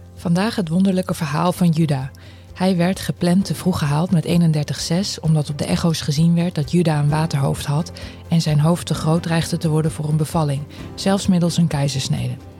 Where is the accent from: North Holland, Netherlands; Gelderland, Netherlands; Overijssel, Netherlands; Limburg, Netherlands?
Gelderland, Netherlands; Elburg; moved away; ik kom ook uit Elburg